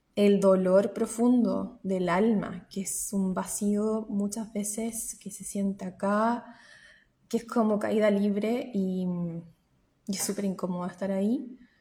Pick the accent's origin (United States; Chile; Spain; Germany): Chile; moved away as an adult; now in New Zealand; soy chilena y trabajo como psicóloga a través de Internet, psicóloga online eh, desde Nueva Zelanda